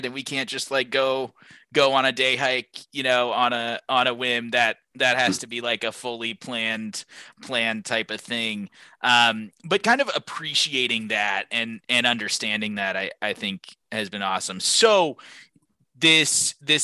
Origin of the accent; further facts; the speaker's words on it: Seattle, Washington, United States; I grew up in the Pacific Northwest in the Seattle area